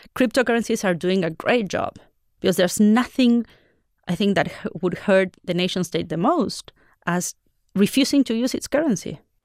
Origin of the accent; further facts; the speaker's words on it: Argentina; I come from Argentina